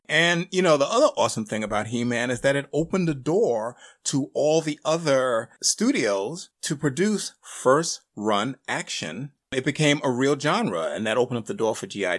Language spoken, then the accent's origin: English; Northeast, United States; me growing up on in the Northeast